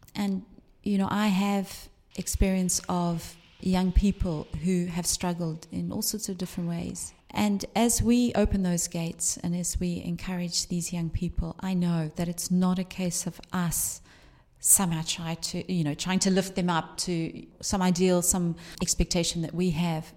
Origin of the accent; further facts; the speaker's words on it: Cape Town, Western Cape, South Africa; also born or lived in London / East Anglia; now in Liverpool, United Kingdom; I grew up in South Africa